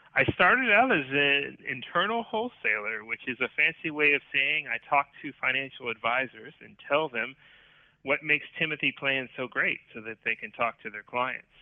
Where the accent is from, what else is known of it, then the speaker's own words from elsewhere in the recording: Orlando, Florida, United States; have lived my entire life in the Orlando, Florida vicinity. A couple of suburbs here and there, but I never left